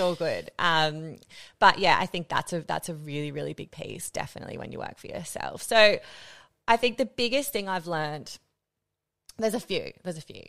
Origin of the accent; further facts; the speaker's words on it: Australia; moved away as an adult; also born or lived in Netherlands; as an Australian